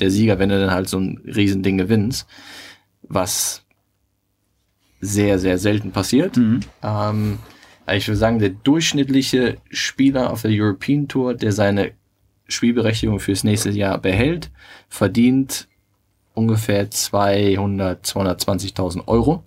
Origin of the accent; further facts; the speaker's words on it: Germany; bei uns in Deutschland